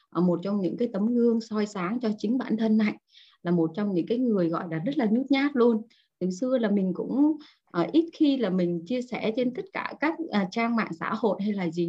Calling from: Hanoi, Vietnam; sáng dậy chỉ cần thò cái chân xuống dưới giường là đã thấy lạnh lắm rồi ở ngoài Hà Nội buổi sáng chỉ có là 10 cho đến 12 độ thôi cả nhà rất là lạnh luôn

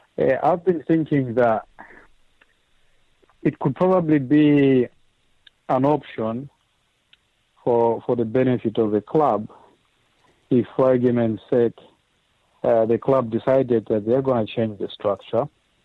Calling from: Dunfermline, Scotland, United Kingdom; I'm calling you from Dunfermline in Scotland.

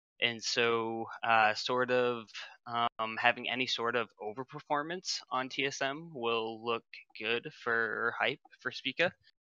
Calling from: Maine, United States

